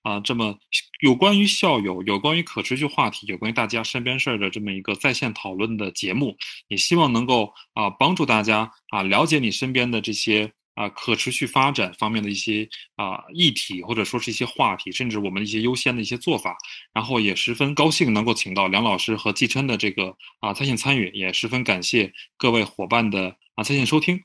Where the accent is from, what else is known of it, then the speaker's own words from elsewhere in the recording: Tianjin, China; 在我的家乡天津